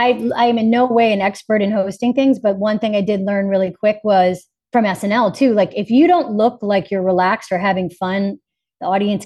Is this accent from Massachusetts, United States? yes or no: yes; Boston, Massachusetts, United States; My lady probably fell into like a little Boston at times, just because that's my hometown.